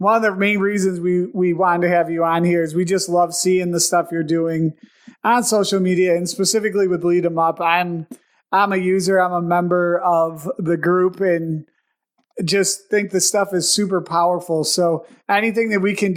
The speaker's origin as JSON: {"language": "English", "town": "Buffalo", "region": "New York", "country": "United States", "said": "we're from Buffalo. Yeah, we're Buffalo guys"}